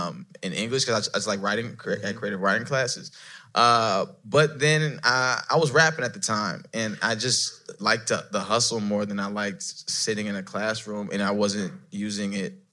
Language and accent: English; Mississippi, United States; Yeah, we're from the South, Mississippi, so you know the story.